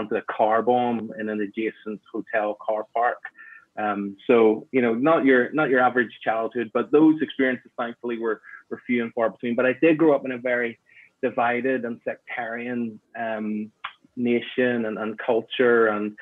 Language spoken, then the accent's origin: English; Belfast, Northern Ireland, United Kingdom; I was born in Northern Ireland, grew up in Belfast